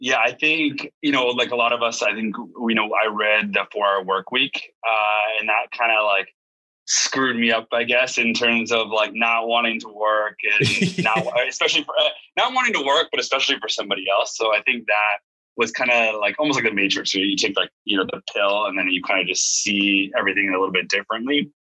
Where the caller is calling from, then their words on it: Waikiki, Hawaii, United States; So right now, I am in Hawaii. So just, actually in Waikiki right now.